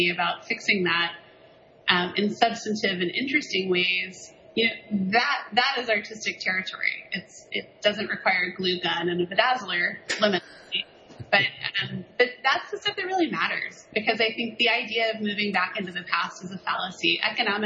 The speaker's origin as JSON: {"language": "English", "region": "the South", "country": "United States", "moved": "yes", "said": "I'm from the South originally"}